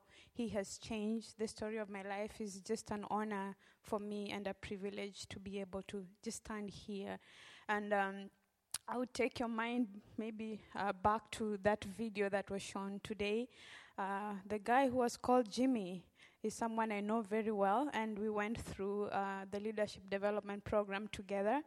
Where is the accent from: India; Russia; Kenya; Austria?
Kenya; Western Kenya; moved away as an adult; now in Memphis, United States; I grew up in Western Kenya